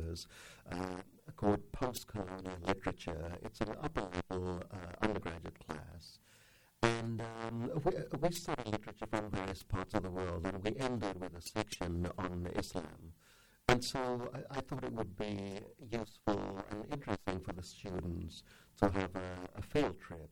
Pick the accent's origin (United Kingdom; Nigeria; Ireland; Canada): United Kingdom; England; moved away as an adult; also born or lived in India; now in United States; When I was 3 years old, my parents moved to England. So I lived my life in England, had my education there, and came to America in 87, where I've been ever since.